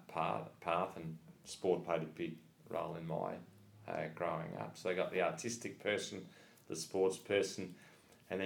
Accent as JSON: {"language": "English", "town": "Adelaide", "region": "South Australia", "country": "Australia", "moved": "yes", "lives_now": "Melbourne, Australia", "said": "we're all from Adelaide originally"}